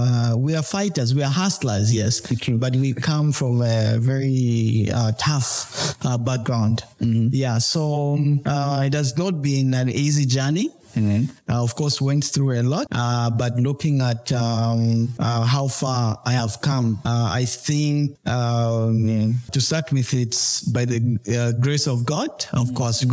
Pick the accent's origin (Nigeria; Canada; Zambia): Zambia; also born or lived in China; born and bred in Kangwa, a product of Wacha Secondary School.